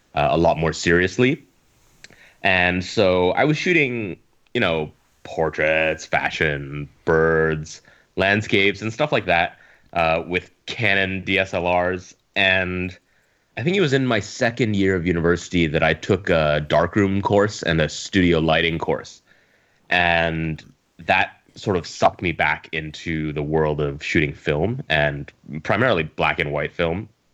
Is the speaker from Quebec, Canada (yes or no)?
no; Edmonton, Alberta, Canada; moved away as an adult; now in Hong Kong; I'm Canadian, uh, Chinese Canadian. So I grew up in Edmonton